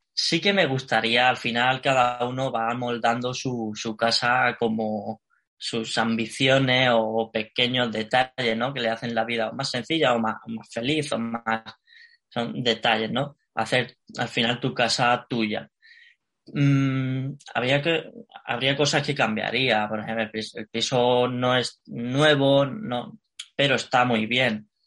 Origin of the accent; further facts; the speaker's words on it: Alicante, Valencian Community, Spain; moved away as an adult; now in Madrid, Spain; yo soy de Alicante, ¿vale? Y a la hora de venir a Madrid, que ya hace tres años y medio